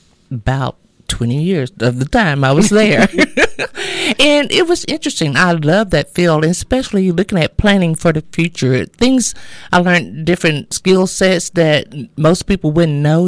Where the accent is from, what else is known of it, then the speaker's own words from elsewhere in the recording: Avinger, Texas, United States; now in Texarkana, United States; I am actually from a small town called Avenger, Texas. I grew up and was raised there